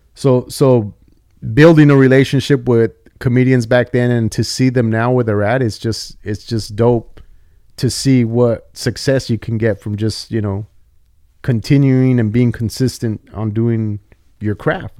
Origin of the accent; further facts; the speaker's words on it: Santa Paula, California, United States; also born or lived in Oxnard / Fillmore; I grew up in the eight oh five and I grew up in Santa Paula